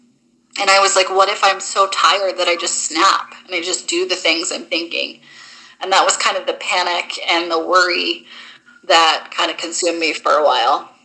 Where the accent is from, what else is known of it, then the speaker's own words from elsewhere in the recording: Maine, United States; moved away; I'm from Maine originally